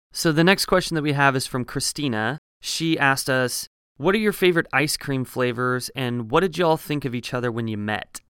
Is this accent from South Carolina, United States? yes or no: no; small farming town north of Eugene, Oregon, United States; moved away as an adult; also born or lived in Colorado; now in Los Angeles, United States; I am from a very small farming town in Oregon. So it's a little bit north of Eugene, Oregon